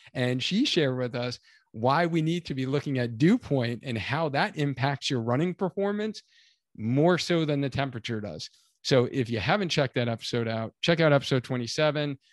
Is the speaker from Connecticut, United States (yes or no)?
yes; Cheshire, Connecticut, United States; the Cheshire Half Marathon here in Connecticut. So this is my hometown race.